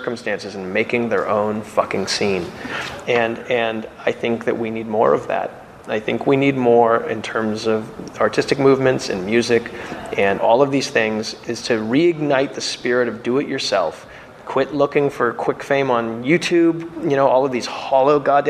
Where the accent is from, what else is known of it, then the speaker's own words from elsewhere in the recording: Phoenix, Arizona, United States; growing up in Phoenix, Arizona